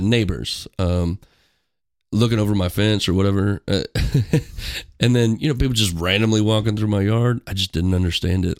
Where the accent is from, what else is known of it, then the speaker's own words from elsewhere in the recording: Gower, Missouri, United States; I grew up in a small town in Missouri. called Gower